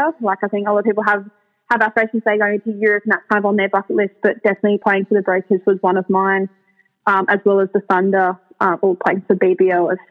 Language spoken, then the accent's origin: English; Sydney, New South Wales, Australia; I grew up on the North Shore of Sydney